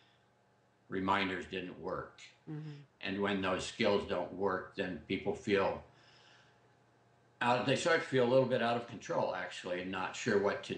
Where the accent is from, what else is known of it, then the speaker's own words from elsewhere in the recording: Southern Idaho, United States; now in Corvallis, United States; I grew up in South Idaho